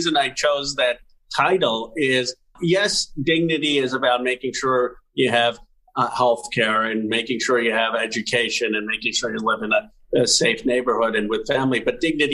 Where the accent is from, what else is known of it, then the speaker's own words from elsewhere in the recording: Philadelphia, Pennsylvania, United States; I was born in Philadelphia in 1976